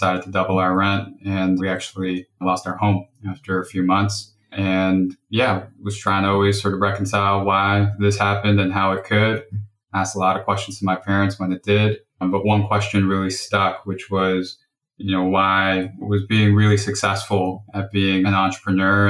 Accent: New York City, New York, United States; I grew up in New York and Brooklyn.

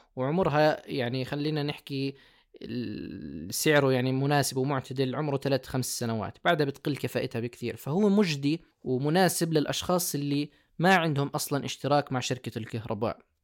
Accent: Jordan; also born or lived in Germany; أستقر هنا في بلدي

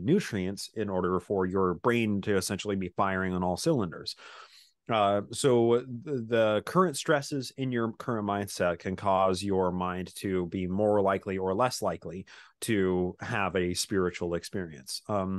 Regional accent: Utah, United States; So I grew up in Utah. I'm a Bic Mormon, born in the covenant, pioneer heritage, blue Mormon blood in my veins. So I grew up just in a suburb of Salt Lake City, essentially.

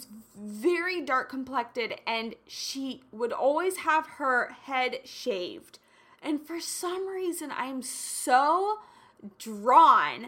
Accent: Kansas, United States; I grew up in Kansas, which where I grew up can be predominantly conservative

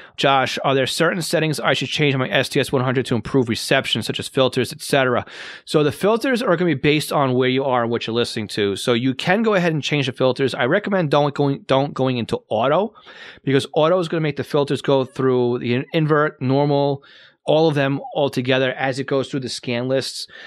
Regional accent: Massapequa, New York, United States; I'm from Massapequa, M A S S A P E Q U A.

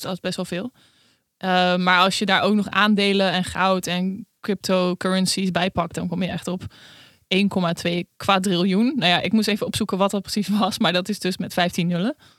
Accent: Netherlands; wij als Nederlander

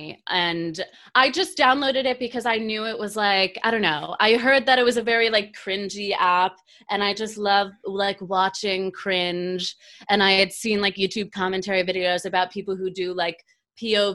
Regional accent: Cary, North Carolina, United States; moved away as an adult; also born or lived in Monterey, California; now in New York, United States; I grew up in North Carolina, Cary, very suburban, and I moved to New York like 3 years ago.

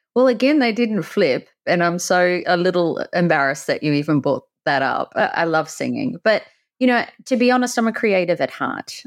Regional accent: country near the Great Barrier Reef, Queensland, Australia; accent: Aussie; I grew up in the country around nature. I had the Great Barrier Reef at the front. You can tell I'm an Aussie

